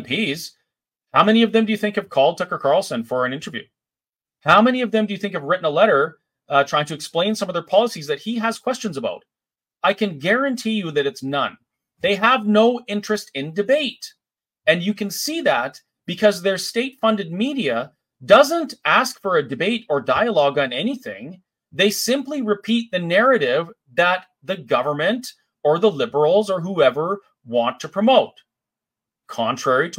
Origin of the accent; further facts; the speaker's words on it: Canada; here in Canada as a Canadian